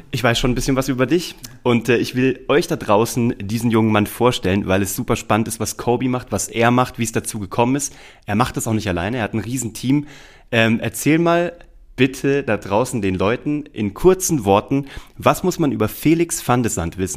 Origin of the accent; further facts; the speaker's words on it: Kassel, Hesse, Germany; moved away as an adult; also born or lived in Weimar; now in Munich, Germany; Ich komme aus Kassel